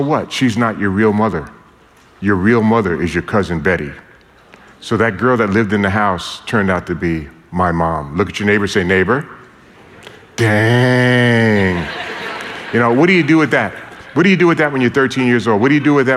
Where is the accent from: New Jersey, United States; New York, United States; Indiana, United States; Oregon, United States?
New York, United States; New York City; born and raised in New York City, I grew up in a very dysfunctional family.